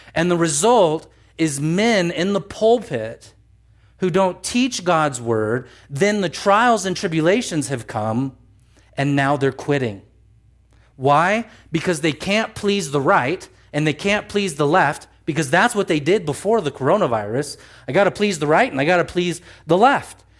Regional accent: United States; we are American citizens

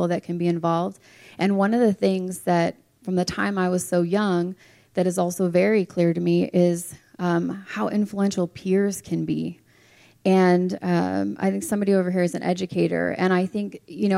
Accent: Clark County, Nevada, United States; now in Reno, United States; I've been an educator in Clark County, where I was raised in the school system

